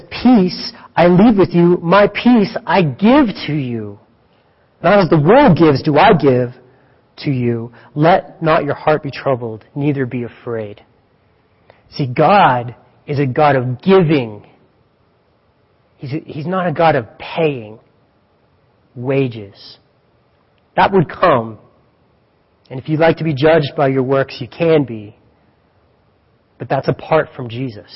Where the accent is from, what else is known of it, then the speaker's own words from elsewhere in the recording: Greeley, Colorado, United States; I'm from Greeley